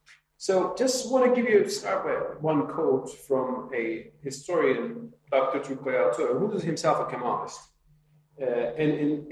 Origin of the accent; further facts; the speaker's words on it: Turkey; Today, I'm from Turkey.